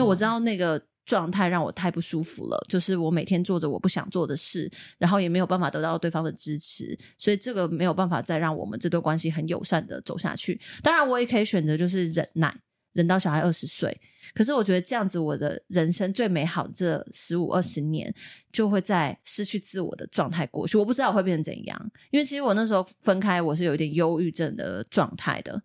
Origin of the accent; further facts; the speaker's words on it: Taiwan; 我们小时候住眷村，像是左营有一个那个八六眷村，对。那个眷村是我们老家改建的